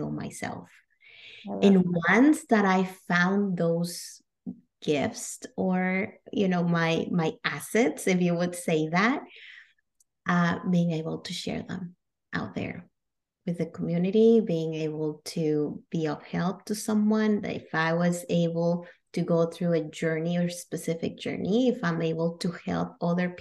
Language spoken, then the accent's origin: English; Monterrey, Nuevo León, Mexico; moved away as an adult; also born or lived in Kentucky, United States; now in Canada; I was actually born and raised in Mexico. I'm from Monterrey, Mexico.